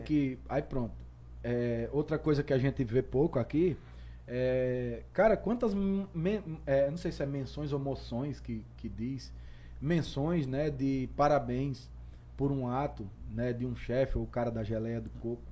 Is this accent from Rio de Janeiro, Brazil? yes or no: no; Potiguar, Rio Grande do Norte, Brazil; also born or lived in São Paulo; now in Currais Novos, Brazil; Eu amo ser potiguar, eu tenho o maior amor à minha terra, às minhas raízes.